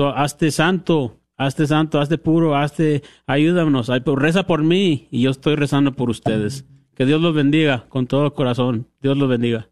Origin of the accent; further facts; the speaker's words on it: Andrews, Texas, United States; soy de Andrews, el oeste de Texas